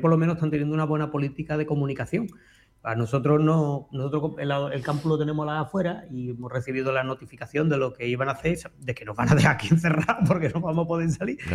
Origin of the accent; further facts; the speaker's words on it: Andalusia, Spain; moved away as an adult; now in Extremadura, Spain; yo sigo siendo andaluz